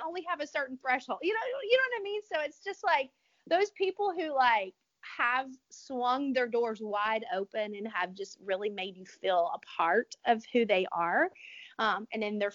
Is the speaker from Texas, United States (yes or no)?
no; Louisiana, United States; I'm from Louisiana